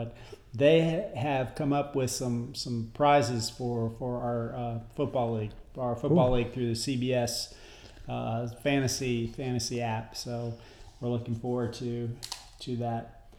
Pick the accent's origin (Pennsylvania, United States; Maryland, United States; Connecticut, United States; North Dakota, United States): Connecticut, United States; I grew up in Connecticut.